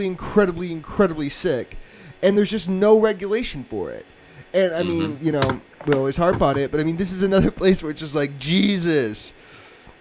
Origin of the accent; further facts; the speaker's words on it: Northeast Oklahoma, United States; I grew up in Northeast Oklahoma